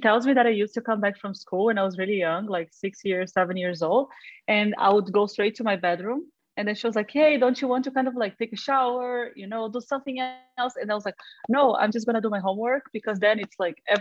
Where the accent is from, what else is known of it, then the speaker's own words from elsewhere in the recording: Rio de Janeiro, Brazil; moved away; I am originally from Brazil, from Rio.